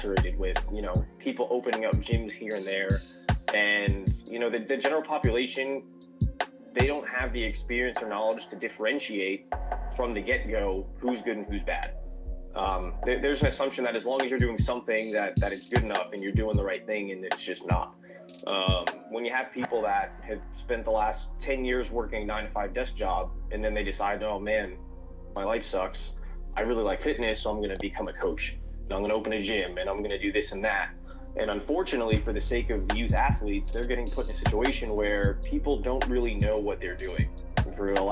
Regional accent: New York, United States; moved away as an adult; also born or lived in West Virginia; I'm coming down from New York. That's where I, you know, grew up, born and raised

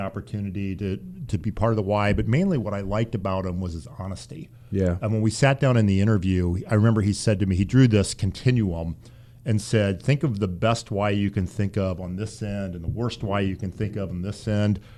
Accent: Central Indiana, United States; moved away; also born or lived in Dayton; I grew up in Central Indiana.

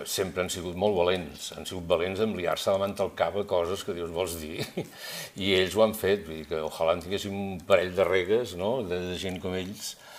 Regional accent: Girona, Catalonia, Spain; som tres amics de Girona que fa molts anys que ens coneixem

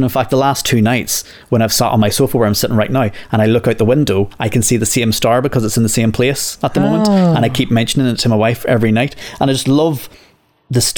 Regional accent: Northern Ireland, United Kingdom; now in England; growing up in Northern Ireland

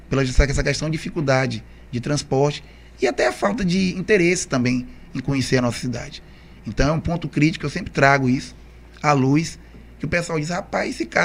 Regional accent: Camaçari, Bahia, Brazil; Na verdade, Morivaldo, é assim, eu nunca saí de Camaçari, é.

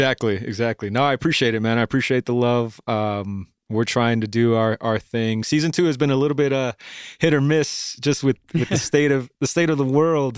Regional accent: Bellflower, California, United States; Oh man, I'm a native Angelino, dude. I've been born and raised, dude. I was born in Bellflower and not too far from where we are right now at the moment

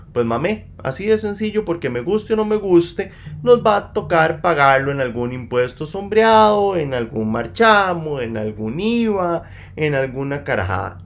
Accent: Costa Rica; Yo vengo como un costarricense más

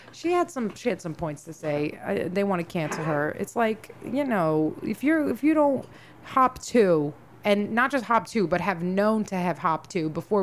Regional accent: New York City, New York, United States; I was raised in the Bronx.

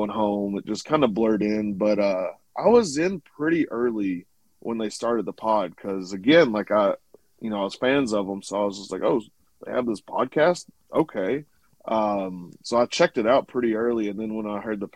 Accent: Arkansas, United States; moved away; I'm originally from Arkansas

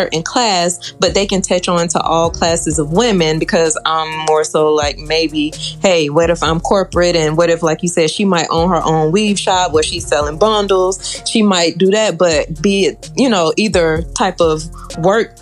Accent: Atlanta, Georgia, United States; I'm from Atlanta, Georgia

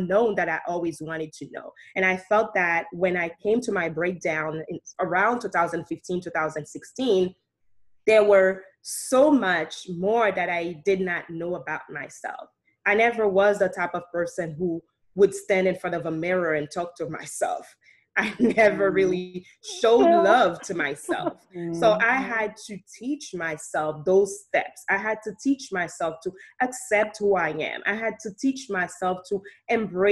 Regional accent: Haiti; moved away; also born or lived in Saint Martin; I grew up in Haiti. I was born in St. Martin, and I grew up in Haiti by my grandparents

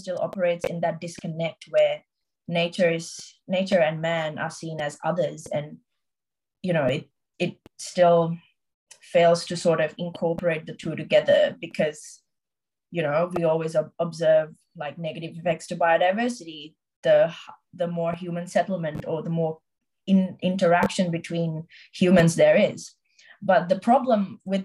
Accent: Sri Lanka; now in Australia; I'm from Sri Lanka

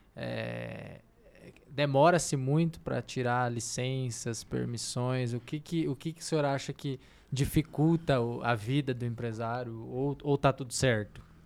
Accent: Brazil; nós, brasileiros

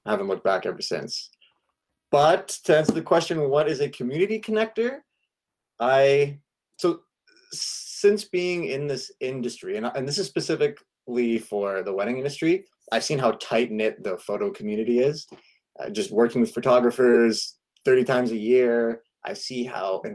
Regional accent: Ontario, Canada; now in Burnaby, Canada; We're originally from Ontario, but we are happily situated here in BC

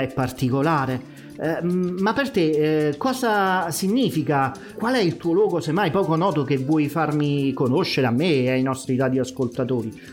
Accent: Campania, Italy; da buon campano eh, ed essendo legato poi a certe vecchie tradizioni

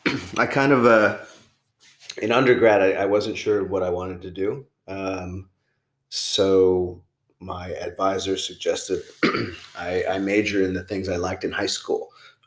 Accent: New Jersey, United States; moved away as an adult; also born or lived in Brooklyn, New York / Thailand; I was born in Brooklyn, but I grew up in Jersey.

